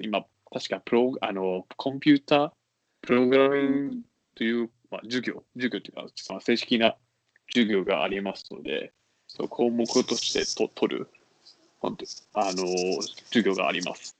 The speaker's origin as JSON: {"language": "Japanese", "country": "Singapore", "tie": "born or raised there", "also_born_or_lived": "China", "second_language": "Japanese", "moved": "as an adult", "lives_now": "Tokyo, Japan", "said": "私もその出身"}